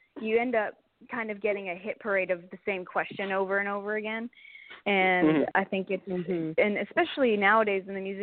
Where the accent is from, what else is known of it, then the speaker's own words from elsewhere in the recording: Canada; being a Canadian artist